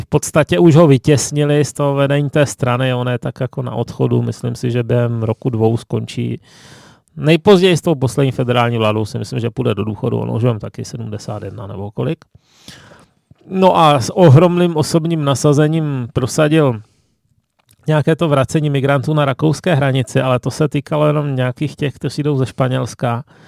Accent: Ostrava, Moravian-Silesian Region, Czechia; now in Prague, Czech Republic; už jenom to, že jsem z Ostravy, že je exotické

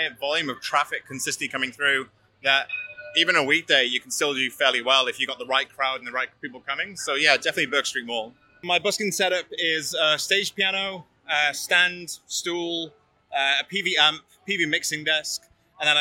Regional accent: Wales, United Kingdom; moved away as an adult; also born or lived in Cairns, Australia / Byron Bay, Australia / Sydney, Australia; now in Melbourne, Australia; I'm from Wales, originally in the United Kingdom

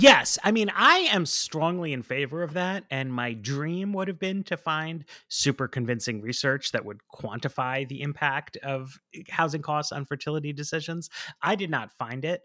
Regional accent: New York, United States; now in Washington, D.C., United States; I grew up in New York. I live in D C.

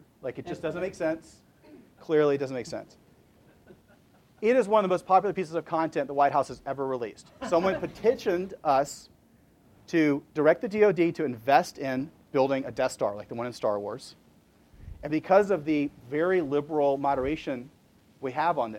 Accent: Huntsville, Alabama, United States; I'm from Huntsville, Alabama

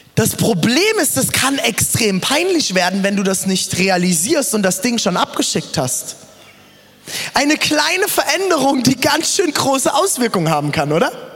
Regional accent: Germany; also born or lived in South Africa; ich bin doch sehr deutsch

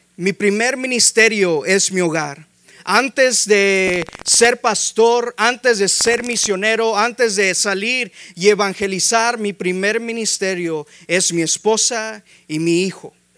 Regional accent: Mexico; Somos hispanos, somos mexicanos

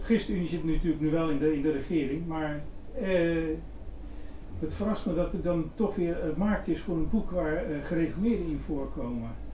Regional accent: West Friesland, North Holland, Netherlands; zelf kom ik uit West-Friesland, dus ook boerenland

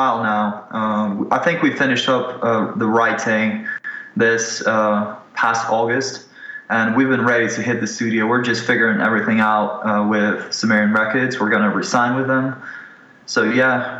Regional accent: Ukraine; moved away; I'm a Ukrainian guy. I'm originally from Ukraine

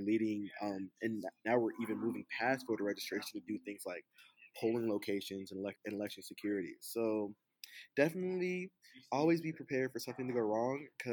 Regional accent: Atlanta, Georgia, United States; my hometown of Atlanta

